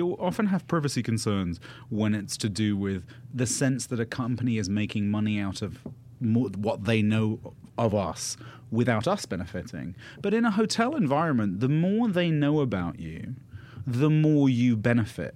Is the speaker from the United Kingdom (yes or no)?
yes; United Kingdom; now in United States; I'm British. I've lived in America for a long time